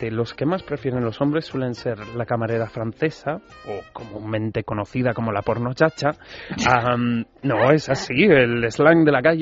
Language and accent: Spanish; Basque Country, Spain; yo como buen vasco